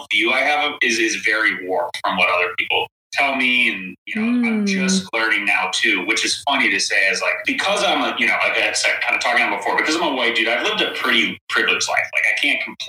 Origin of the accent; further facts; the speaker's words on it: Chicago, Illinois, United States; moved away; also born or lived in California; I'm originally from Chicago